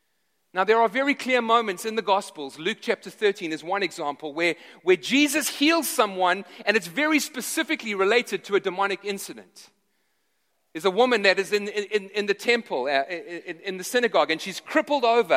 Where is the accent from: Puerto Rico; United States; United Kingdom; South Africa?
South Africa; moved away; I grew up in South Africa